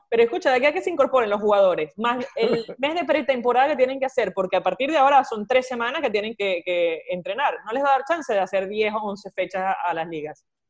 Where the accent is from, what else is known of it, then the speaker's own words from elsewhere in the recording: Venezuela; now in Argentina; somos cuatro venezolanos